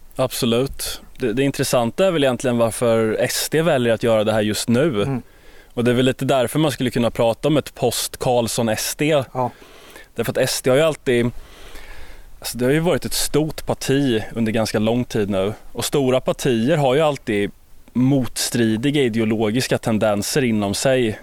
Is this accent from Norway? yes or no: no; Sweden; som svensk